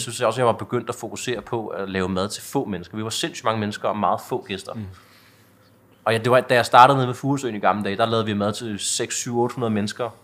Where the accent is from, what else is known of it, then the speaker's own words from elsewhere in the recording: Vium, Denmark; jeg er vokset op i Vium, der ligger en 10 km væk herfra